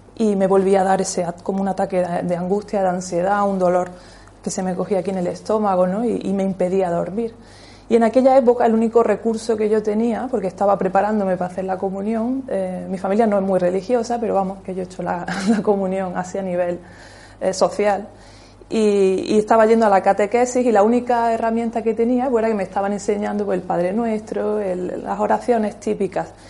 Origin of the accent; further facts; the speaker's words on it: Almuñécar, Andalusia, Spain; En aquella época yo nací en Almuñeca